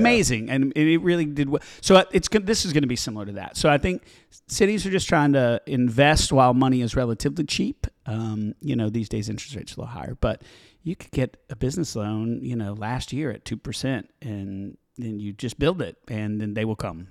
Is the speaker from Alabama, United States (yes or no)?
yes; Demopolis, Alabama, United States; moved away as an adult; also born or lived in Tuscaloosa, Alabama / Atlanta / Boston / Chicago; born in Tuscaloosa, Alabama, but I grew up in Demopolis, which is about a tiny town about an hour south of there.